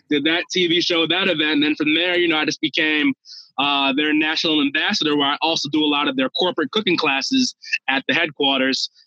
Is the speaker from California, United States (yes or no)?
no; Minnesota, United States; I'm, I'm from Minnesota